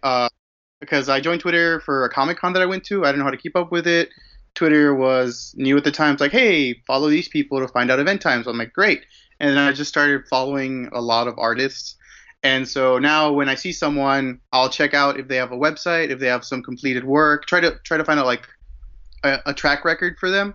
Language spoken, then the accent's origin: English; Mexico; I was born and raised in Mexico